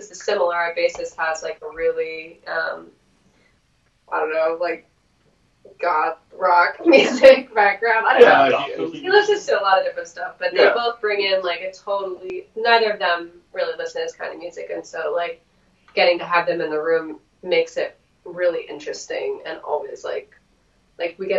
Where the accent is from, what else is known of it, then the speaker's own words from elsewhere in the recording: Southern California, United States; in Southern California where we're from